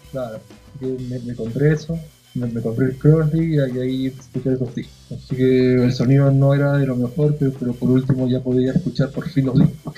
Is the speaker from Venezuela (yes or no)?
no; Lima, Peru; now in Chile; nací en Lima y me vine acá en el 2001 por chamba de mi viejo por trabajo, así que nos vimos con familia y nos quedamos.